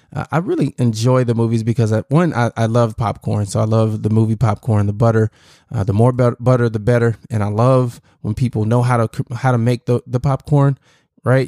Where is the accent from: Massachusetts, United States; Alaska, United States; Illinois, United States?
Illinois, United States; Southern; also born or lived in Chicago, Illinois; grew up in, uh, Southern Illinois